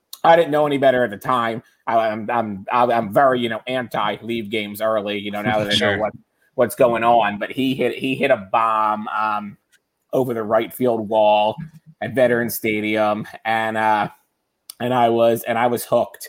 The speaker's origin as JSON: {"language": "English", "area": "outside Philadelphia", "region": "Pennsylvania", "country": "United States", "tie": "born or raised there", "said": "I grew up outside Philly"}